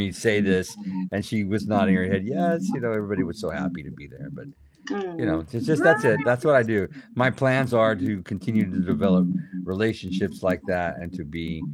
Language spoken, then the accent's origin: English; South Texas, United States; a brother and a sister kitties that I had growing up in South Texas